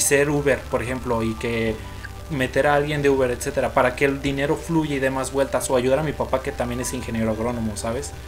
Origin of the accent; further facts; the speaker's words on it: León, Guanajuato, Mexico; los dos somos de León, Guanajuato